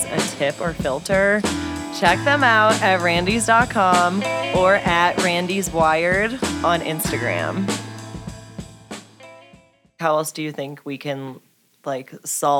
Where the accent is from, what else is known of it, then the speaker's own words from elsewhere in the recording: St. Louis, Missouri, United States; also born or lived in Kentucky; now in Colorado, United States; I'm from St. Louis